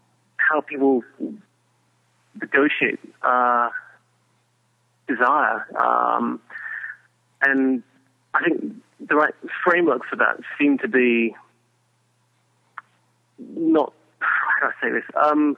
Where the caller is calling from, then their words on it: Hungary